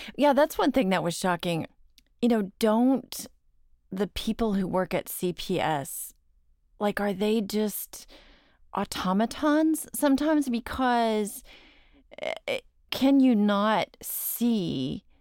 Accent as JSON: {"language": "English", "town": "Dallas", "region": "Texas", "country": "United States", "said": "I'm from Dallas"}